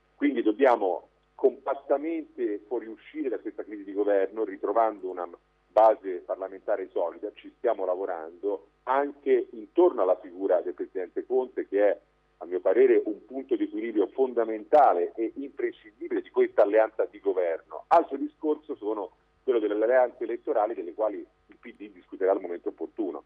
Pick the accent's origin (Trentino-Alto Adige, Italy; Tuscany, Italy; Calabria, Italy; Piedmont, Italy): Tuscany, Italy; Livorno; Io sono livornese